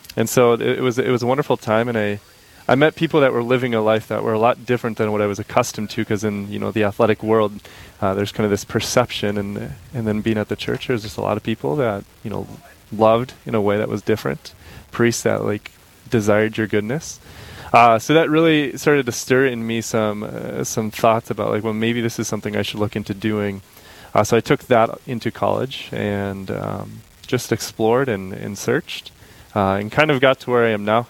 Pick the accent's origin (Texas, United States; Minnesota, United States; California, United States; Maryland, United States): Minnesota, United States; Crookston; now in Fargo, United States; I grew up in Crookston, Minnesota